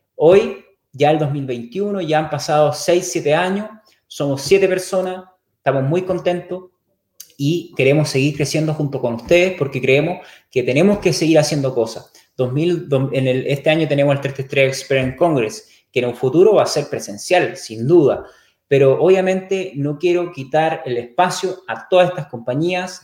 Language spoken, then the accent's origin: Spanish; Chile; soy chileno, vivo a dos kilómetros de Naranja